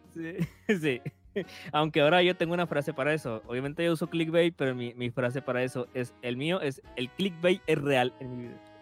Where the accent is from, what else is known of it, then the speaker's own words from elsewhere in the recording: northern Mexico, Mexico; accent: norteño; soy del norte de México. Al norte de México hablamos más golpeado.